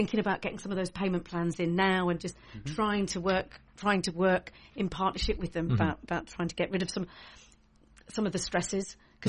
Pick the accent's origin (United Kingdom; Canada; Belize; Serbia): United Kingdom; Essex, East of England; moved away as an adult; also born or lived in London; now in North East England, United Kingdom; I'm from Essex.